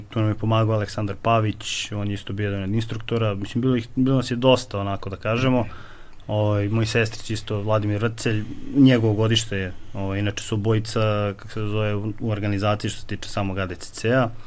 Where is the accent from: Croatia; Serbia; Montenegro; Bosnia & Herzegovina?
Serbia; Kovin, Vojvodina; S obzirom, mi smo iz manjeg mesta i nismo imali smo ograničeno šta ćemo od boračkih sportova. Odakle si? Iz Kovina. Iz Kovina.